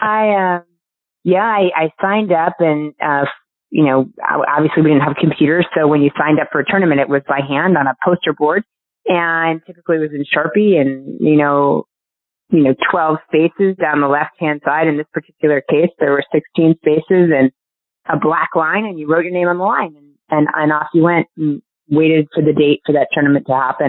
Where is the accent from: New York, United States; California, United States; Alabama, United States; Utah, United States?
New York, United States; Syracuse; I grew up in Syracuse, New York